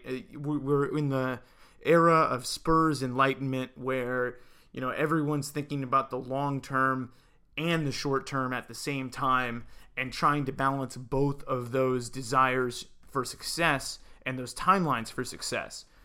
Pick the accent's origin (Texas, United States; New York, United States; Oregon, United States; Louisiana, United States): Oregon, United States; Salem; now in Portland, United States; here in Oregon, in my hometown of Salem